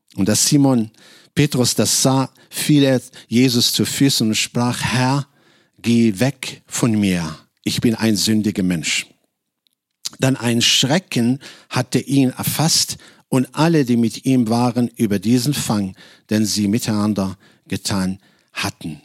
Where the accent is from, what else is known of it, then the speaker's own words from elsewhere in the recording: Casablanca, Casablanca-Settat, Morocco; German is a second language; moved away as an adult; now in Germany; Ich komme ursprünglich aus Casablanca, Marokko